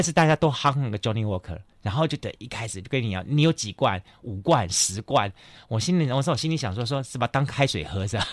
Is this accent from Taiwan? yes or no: yes; Kaohsiung, Taiwan; 我们高雄人看见世界的